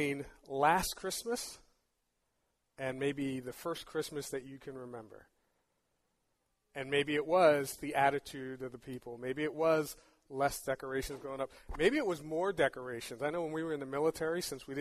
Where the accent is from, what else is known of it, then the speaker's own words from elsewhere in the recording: New York City, New York, United States; I grew up in New York City